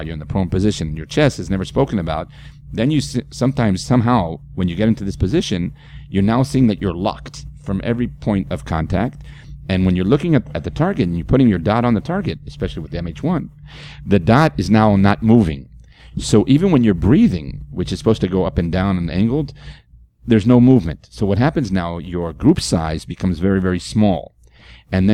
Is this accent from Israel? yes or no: yes; Israel; moved away; I'm from Israel.